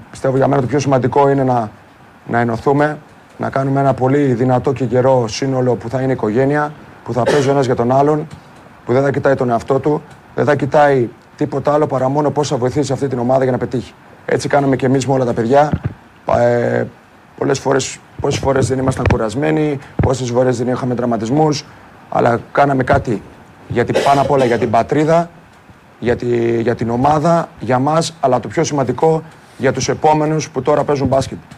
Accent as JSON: {"language": "Greek", "country": "Greece", "said": "αυτά που πρέπει να πρεσβεύουμε σαν Έλληνες"}